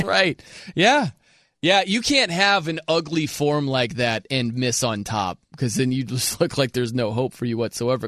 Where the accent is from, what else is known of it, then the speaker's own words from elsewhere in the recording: South Bend, Indiana, United States; I'm from South Bend, Indiana